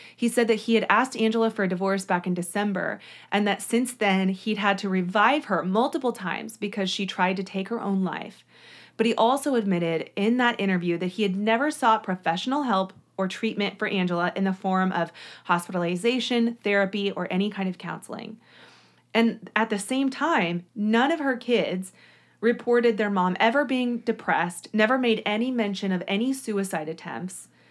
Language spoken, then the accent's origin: English; Shawnee, Kansas, United States; I am actually from Shawnee, which is, like, a neighbor to Overland Park, Kansas. It was, the house was near Oak Park Mall, which is where I used to shop when I was growing up